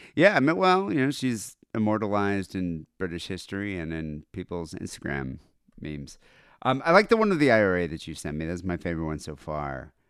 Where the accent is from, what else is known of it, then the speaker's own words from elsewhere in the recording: United States; as an American